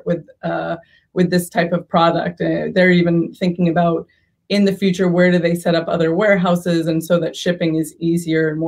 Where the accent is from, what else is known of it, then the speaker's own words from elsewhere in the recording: Boston, Massachusetts, United States; also born or lived in San Diego; now in Bay Area, United States; I grew up in Boston.